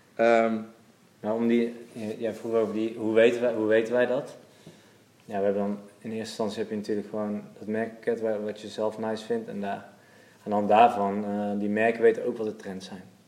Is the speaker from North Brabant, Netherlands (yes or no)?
yes; Waalwijk, North Brabant, Netherlands; Geboren en opgegroeid in Waalwijk, Brabant.